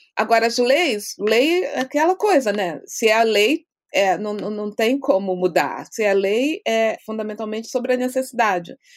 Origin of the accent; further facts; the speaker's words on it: Brazil; moved away as an adult; quando era quando era jovem no Brasil